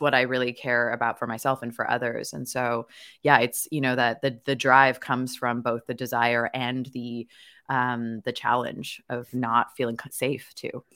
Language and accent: English; Victoria, British Columbia, Canada; I was born and raised in Victoria, B C, Canada